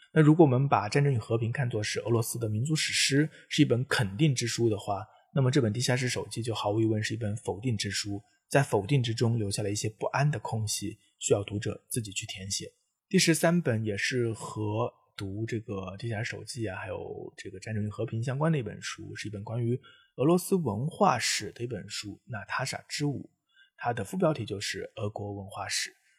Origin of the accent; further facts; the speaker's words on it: China; 作为中国人